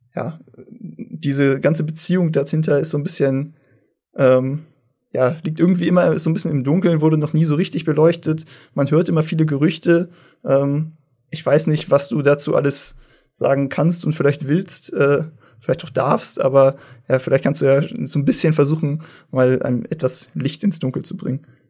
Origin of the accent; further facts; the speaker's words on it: Northern Germany, Germany; aus dem Norden, äh, wo ich herkomme